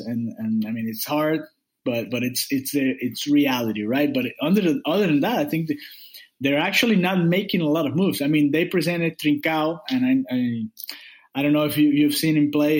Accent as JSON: {"language": "English", "town": "Miami", "region": "Florida", "country": "United States", "said": "I'm from Miami in South Florida."}